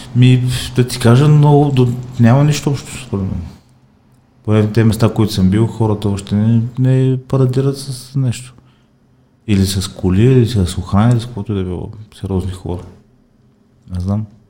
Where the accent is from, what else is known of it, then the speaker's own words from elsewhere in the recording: Stara Zagora, Stara Zagora Province, Bulgaria; аз съм от Стара Загора, от Стара Загора